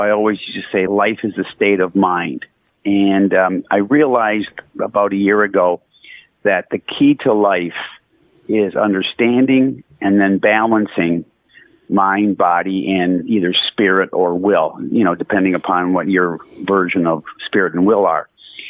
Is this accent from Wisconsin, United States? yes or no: yes; Wisconsin, United States; Yeah, Wisconsin.